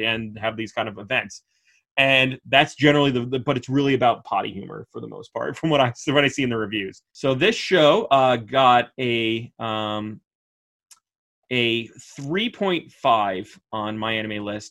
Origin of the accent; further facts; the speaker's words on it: Dutchess County, New York, United States; We grew up in Dutchess County, New York